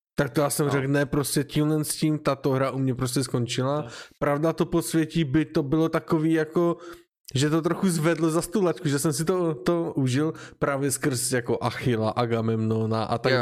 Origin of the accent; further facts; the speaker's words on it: Ostrava, Moravian-Silesian Region, Czechia; Já jsem z Ostravy